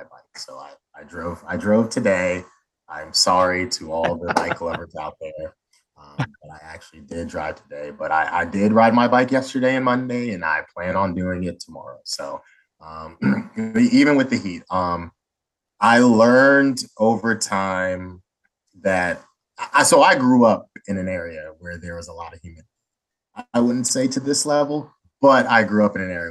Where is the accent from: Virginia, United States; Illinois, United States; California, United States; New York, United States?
Virginia, United States; Northern; I grew up in Northern Virginia, just outside of DC, to a child of immigrants from the nation of Sierra Leone in West Africa